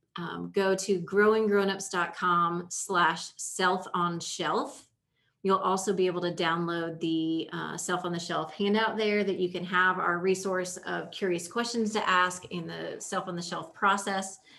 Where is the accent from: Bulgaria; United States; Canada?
United States; Indiana; I grew up in Indiana